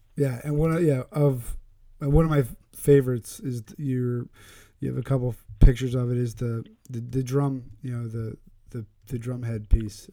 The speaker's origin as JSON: {"language": "English", "region": "Pennsylvania", "country": "United States", "moved": "yes", "lives_now": "Connecticut, United States"}